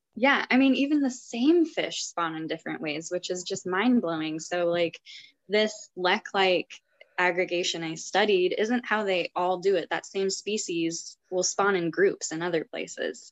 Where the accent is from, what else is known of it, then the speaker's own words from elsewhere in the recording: Montana, United States; I grew up in Montana, very landlocked state